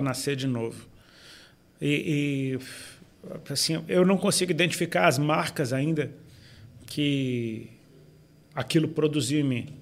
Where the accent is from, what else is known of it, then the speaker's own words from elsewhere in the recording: Brazil; a gente é brasileiro